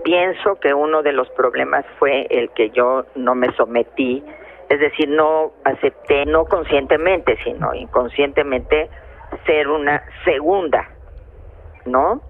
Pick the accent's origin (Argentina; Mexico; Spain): Mexico; como mexicana